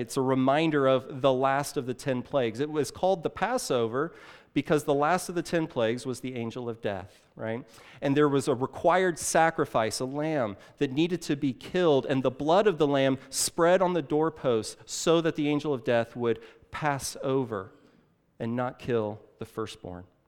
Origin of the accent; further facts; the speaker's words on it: Illinois, United States; now in Saint Louis, United States; I grew up in Illinois, uh, just a couple of, a couple of hours across the river, uh, just, uh, east on sixty-four